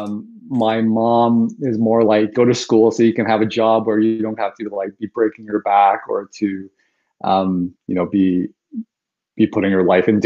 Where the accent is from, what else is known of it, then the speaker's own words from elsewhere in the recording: Toronto, Ontario, Canada; born and raised in Toronto, in Scarborough, specifically one of the suburbs of Toronto